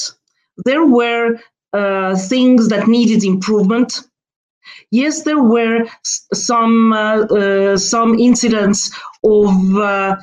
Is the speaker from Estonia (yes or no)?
yes; Estonia; moved away as an adult; now in Brussels, Belgium; I come from Estonia.